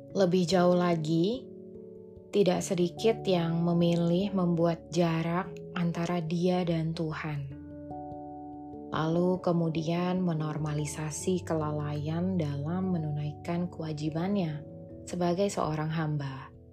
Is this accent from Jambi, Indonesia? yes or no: yes; Jambi, Indonesia; now in Jakarta, Indonesia; Pulanglah aku ke Jambi, kota kelahiranku.